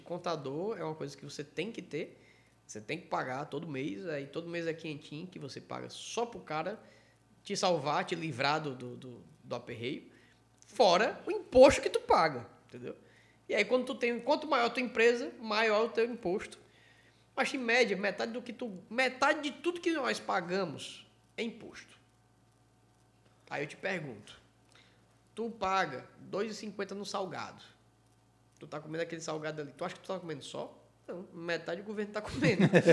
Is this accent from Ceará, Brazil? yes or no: yes; Ceará, Brazil; eu, cearense